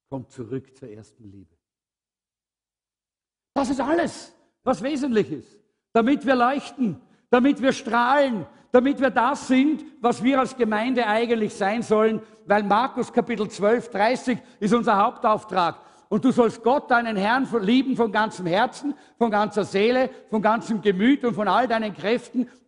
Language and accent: German; Austria; wir sind halt Österreicher und Österreich-Umgebung. Wir sind halt ein bisschen schwermütig und schwerfällig.